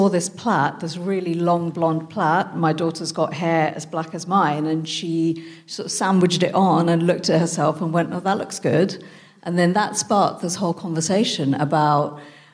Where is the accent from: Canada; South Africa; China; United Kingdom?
United Kingdom; also born or lived in France; I'm British Indian